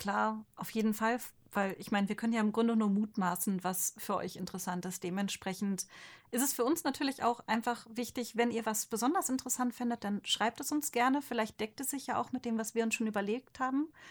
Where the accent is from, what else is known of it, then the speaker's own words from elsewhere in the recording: Ostwestfalen-Lippe, North Rhine-Westphalia, Germany; now in Rhine-Main area, Germany; Ich komme halt aus Ostwestfalen-Lippe